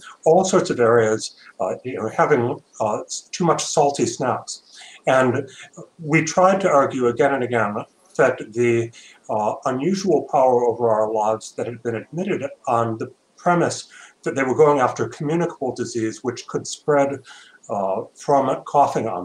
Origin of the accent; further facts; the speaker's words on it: Michigan, United States; I'm from Michigan